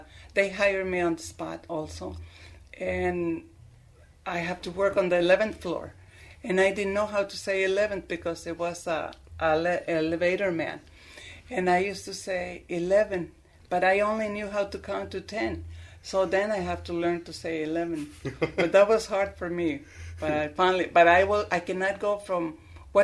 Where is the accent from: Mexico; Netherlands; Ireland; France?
Mexico; Tarejero, Michoacán; now in East Moline, United States; I was born in Tariacuri, Michoacán, in the municipio of Zacapu, Michoacán.